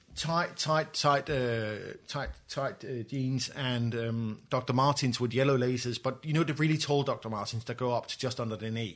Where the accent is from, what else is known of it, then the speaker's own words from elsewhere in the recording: Copenhagen, Capital Region of Denmark, Denmark; my background is I grew up in Copenhagen